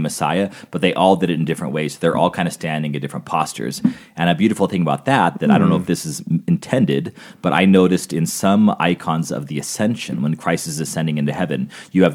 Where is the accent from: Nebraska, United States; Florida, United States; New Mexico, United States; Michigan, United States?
New Mexico, United States; Albuquerque; moved away; Growing up in Albuquerque